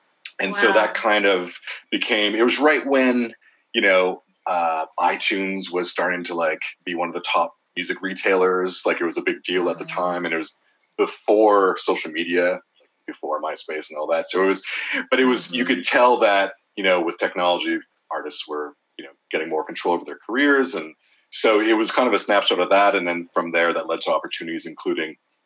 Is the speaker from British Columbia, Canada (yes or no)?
no; Montreal, Quebec, Canada; my hometown of Montreal